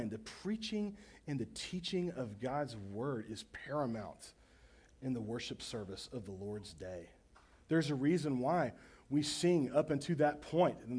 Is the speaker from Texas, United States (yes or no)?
yes; Baytown, Texas, United States; I grew up in Baytown, Texas, on the east side of Houston, on Burnett Bay